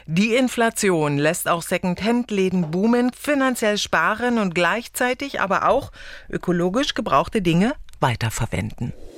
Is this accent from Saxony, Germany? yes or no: yes; Upper Lusatia, Saxony, Germany; bei uns in Sachsen in der Oberlausitz